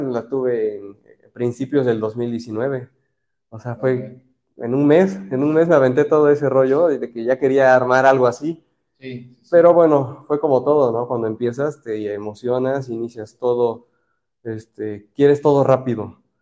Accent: Orizaba, Veracruz, Mexico; soy de Orizaba, Veracruz

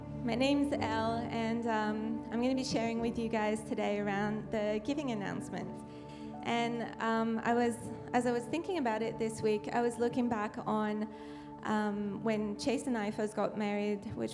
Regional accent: France; accent: French; moved away as an adult; now in United States; I'm French, so I come from France

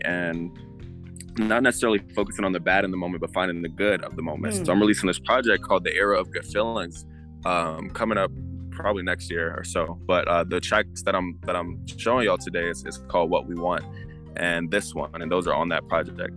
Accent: Atlanta, Georgia, United States; also born or lived in New Jersey; I'm from New Jersey, but I've been in Atlanta my whole life

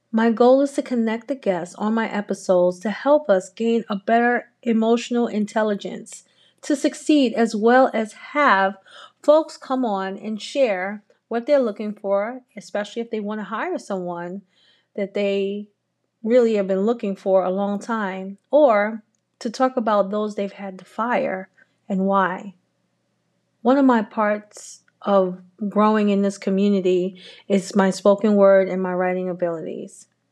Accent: New York City, New York, United States; I'm a native New Yorker, born and raised in Harlem

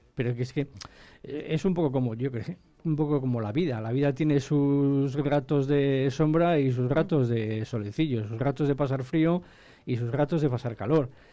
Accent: Ampudia, Castile and León, Spain; aunque seamos de, de Ampudia, sentimos la montaña palentina como algo nuestro

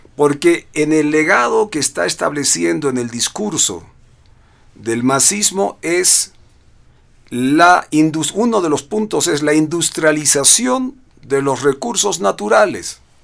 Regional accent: Bolivia; lo digo como boliviano

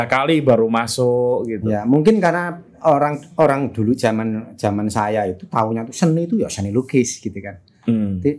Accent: Sukoharjo, Central Java, Indonesia; saya dari Sukoharjo, Mas di kampung. Oh, oke. Okay. Di kamp, uh, jauh dari kota.

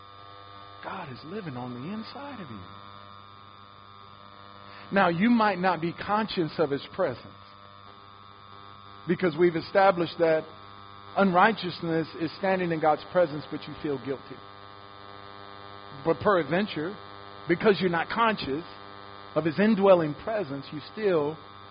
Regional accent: Detroit, Michigan, United States; I grew up in Detroit

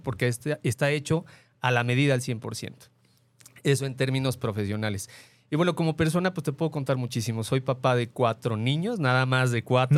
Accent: Mexico City, Mexico; now in Guadalajara, Mexico; nosotros somos de la Ciudad de México y cuando llegué aquí a Guadalajara, llegamos aquí a vivir

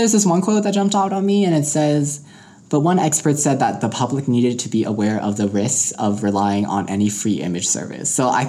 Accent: Denver, Colorado, United States; Because like we're Coloradan

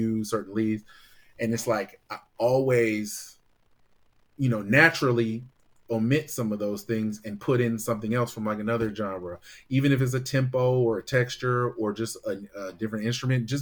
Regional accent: Bay Area, California, United States; growing up in the Bay Area

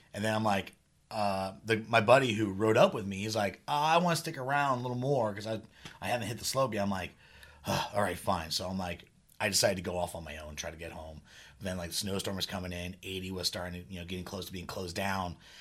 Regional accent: Redwood City, California, United States; I love my hometown

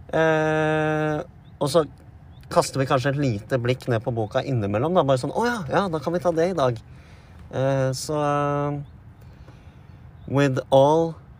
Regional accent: Vestfold, Norway; vi er to gutar fra Vestfold

